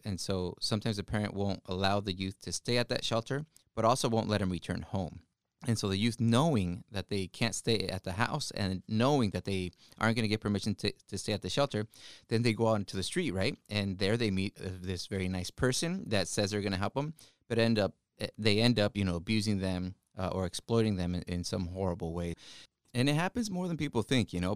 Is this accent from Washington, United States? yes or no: yes; Wapato, Washington, United States; English is a second language; also born or lived in Ecatepec, Mexico; I grew up in Wapato, Washington, which is in the Yakima Valley.